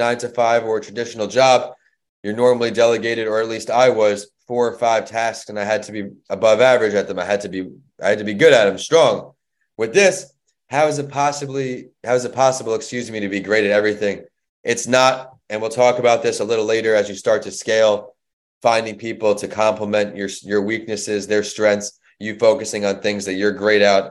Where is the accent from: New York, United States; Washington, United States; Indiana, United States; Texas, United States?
New York, United States; Northport; moved away as an adult; also born or lived in Florida; I am from New York. I went to a high school called Northport, New York, and played sports growing up